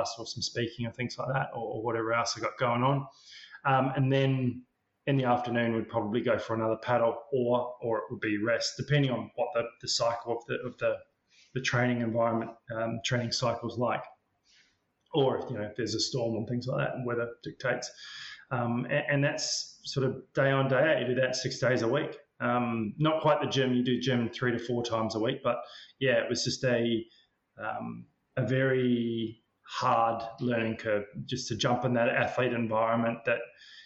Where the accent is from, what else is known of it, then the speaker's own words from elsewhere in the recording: Queenstown, Otago, New Zealand; I grew up in Queenstown in New Zealand